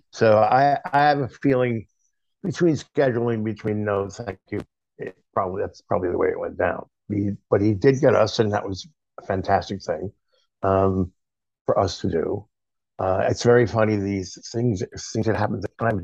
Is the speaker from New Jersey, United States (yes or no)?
no; Long Island, New York, United States; I grew up on Long Island and played in a lot of club bands